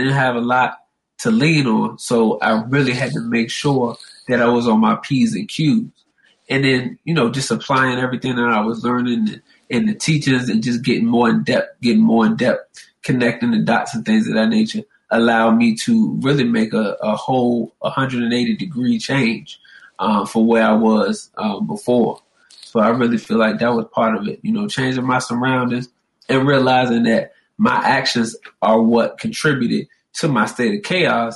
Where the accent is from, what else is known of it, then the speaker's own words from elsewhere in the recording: Richmond, Virginia, United States; moved away as an adult; now in Atlanta, United States; I'm originally from Richmond, Virginia.